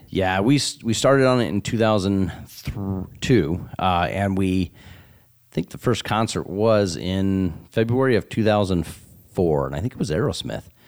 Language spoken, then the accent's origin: English; Sioux City, Iowa, United States; growing up in Sioux City